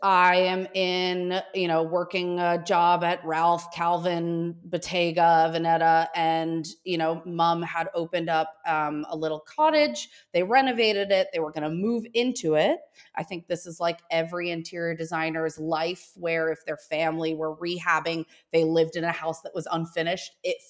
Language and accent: English; Australia; And I think that ability where, growing up in Australia, where you have to be super thoughtful about how you attain product